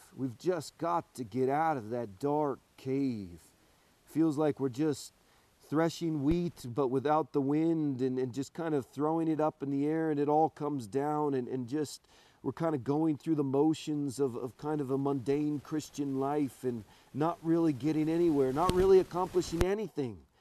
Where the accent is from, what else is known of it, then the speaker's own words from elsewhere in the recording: Portland, Oregon, United States; I'm from Portland